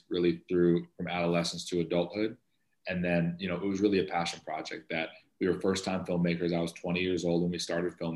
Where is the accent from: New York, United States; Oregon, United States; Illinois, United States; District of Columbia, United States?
Illinois, United States; Chicago; I'm from Chicago, born and raised.